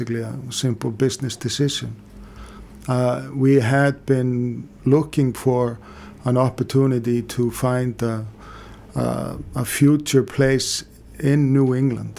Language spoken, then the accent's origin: English; Iceland